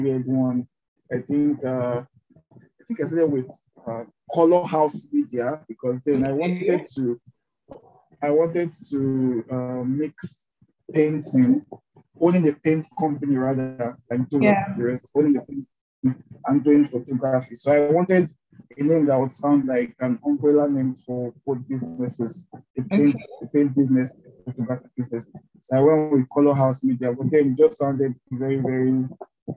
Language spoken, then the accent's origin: English; Delta, Nigeria; also born or lived in Port Harcourt; I'm from Delta State, Nigeria.